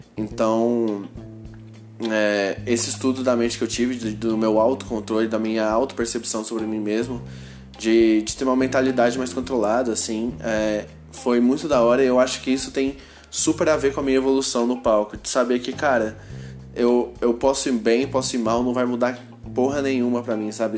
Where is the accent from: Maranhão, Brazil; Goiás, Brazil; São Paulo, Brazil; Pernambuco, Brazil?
Goiás, Brazil; Goiânia; eu sou de Goiânia